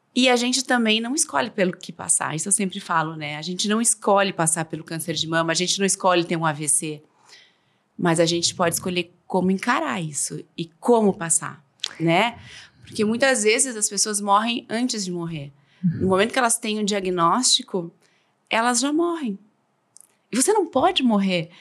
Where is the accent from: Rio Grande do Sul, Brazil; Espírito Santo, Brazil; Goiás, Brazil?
Rio Grande do Sul, Brazil; Novo Hamburgo; also born or lived in São Paulo / Buenos Aires; now in Porto Alegre, Brazil; Depois voltei para cá, sou de Novo Hamburgo.